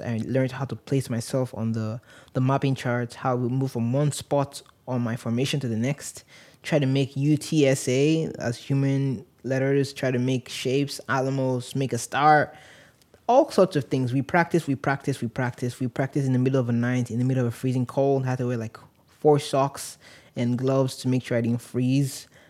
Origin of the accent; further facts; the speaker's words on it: Nigeria; moved away; also born or lived in San Antonio, Texas; I grew up in Nigeria